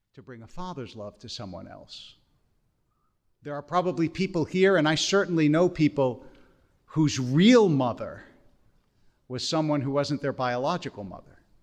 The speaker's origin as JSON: {"language": "English", "town": "Harrisburg", "region": "Pennsylvania", "country": "United States", "tie": "born or raised there", "also_born_or_lived": "Philadelphia", "said": "I grew up in yeshiva in Harrisburg and then later at Akiba in Philadelphia"}